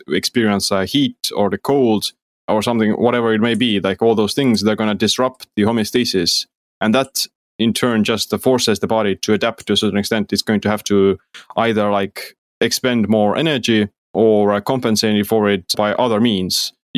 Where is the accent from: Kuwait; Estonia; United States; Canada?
Estonia; Yeah, well, like I said, I'm from Estonia